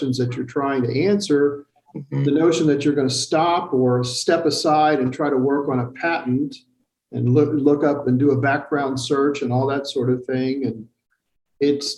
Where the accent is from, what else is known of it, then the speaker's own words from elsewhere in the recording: Macomb, Illinois, United States; moved away as an adult; also born or lived in Boulder, Colorado / Germany / Texas / Arlington, Texas; now in Carbondale, United States; I grew up in Illinois, believe it or not. I grew up in Macomb